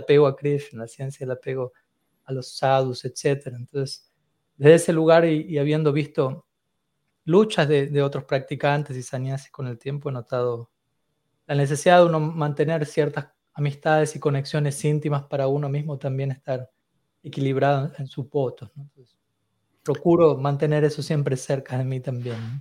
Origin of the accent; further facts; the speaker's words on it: Argentina; me mantuve principalmente en Argentina, que es el país en donde, mm. donde yo nací